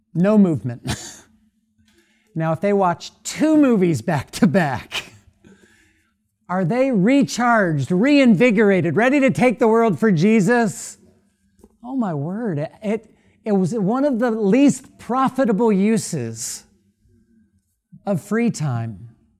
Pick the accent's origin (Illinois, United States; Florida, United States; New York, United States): Florida, United States; now in Louisville, United States; I grew up in Florida.